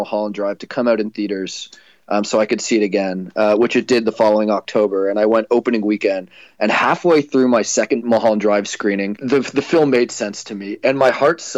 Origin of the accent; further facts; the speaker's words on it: Toronto, Ontario, Canada; I grew up in Toronto